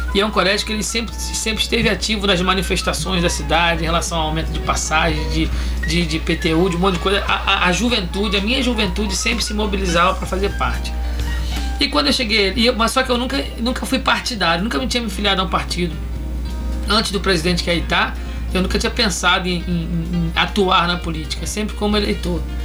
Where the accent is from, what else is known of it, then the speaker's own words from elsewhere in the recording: Rio de Janeiro, Brazil; moved away as an adult; now in Ilhéus, Brazil; Natural do Rio de Janeiro.